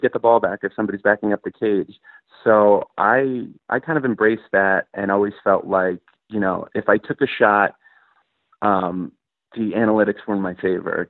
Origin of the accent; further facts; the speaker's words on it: Bethpage, New York, United States; we grew up in Bethpage